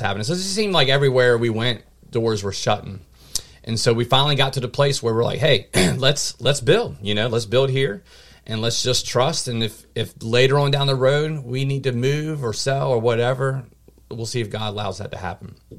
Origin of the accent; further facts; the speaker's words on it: Mechanicsville, Virginia, United States; born and raised here in this area locally in Mechanicsville, Virginia